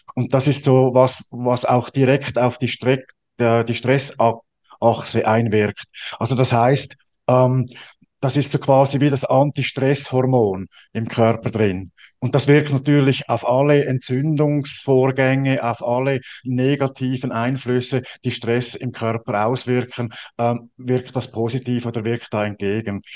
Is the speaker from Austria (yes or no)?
no; Switzerland; bei uns in der Schweiz